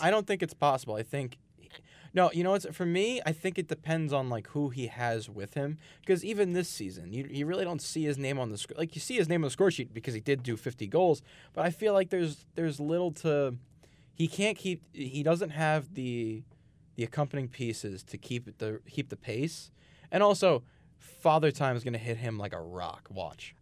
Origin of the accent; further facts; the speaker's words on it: Brooklyn, New York, United States; moved away as an adult; now in Long Island, United States; Growing up in Brooklyn